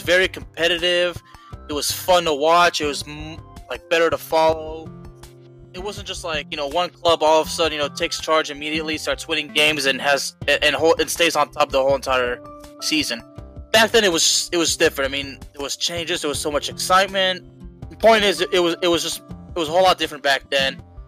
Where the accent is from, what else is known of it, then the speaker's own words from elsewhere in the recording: Lyon, Auvergne-Rhône-Alpes, France; I was actually born in Lyon.